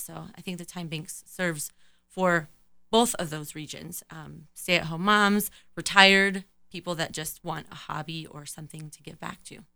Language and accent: English; Colorado Springs, Colorado, United States; also born or lived in California; in junior high, we moved to Colorado from California, and I've been here ever since